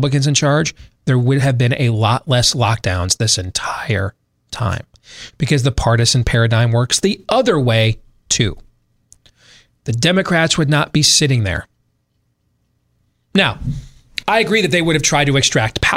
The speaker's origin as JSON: {"language": "English", "region": "West Michigan", "country": "United States", "tie": "born or raised there", "said": "growing up in West Michigan"}